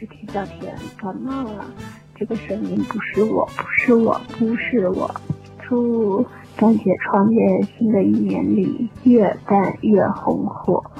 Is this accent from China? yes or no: yes; South China, China; 其实我本人啊，听我口音也是，我是南方人，我就不是特别喜欢北京人那个腔调